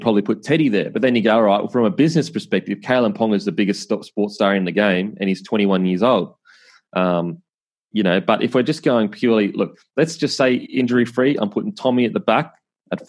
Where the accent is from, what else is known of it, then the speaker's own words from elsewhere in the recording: Queensland, Australia; I'm a Queenslander